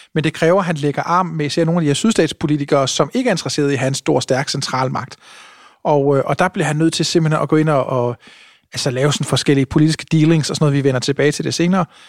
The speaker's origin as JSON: {"language": "Danish", "country": "Denmark"}